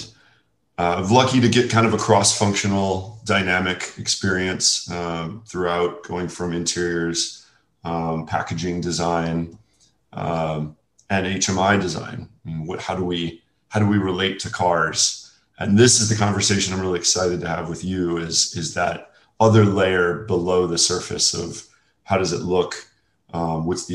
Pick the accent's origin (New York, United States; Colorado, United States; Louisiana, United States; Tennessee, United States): Louisiana, United States; New Orleans; moved away as an adult; also born or lived in California; I was raised in New Orleans, Louisiana